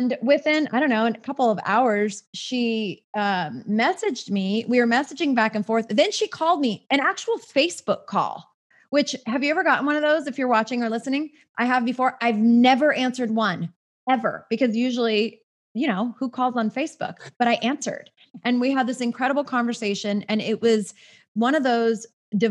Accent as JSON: {"language": "English", "region": "Southern California", "country": "United States", "tie": "born or raised there", "said": "born and raised in Southern California, just like me"}